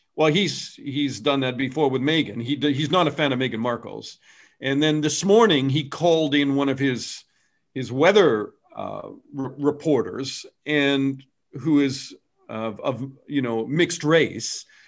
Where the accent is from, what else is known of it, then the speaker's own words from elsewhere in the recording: Canada; I'm Canadian